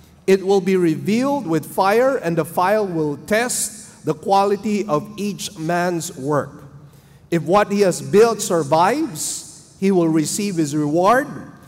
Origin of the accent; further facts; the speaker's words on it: Manila, Metro Manila, Philippines; English is a second language; my wife and I came here. We came from Manila. We did not really understand the Cebuano dialect. I actually had to learn the language myself for about 2 years.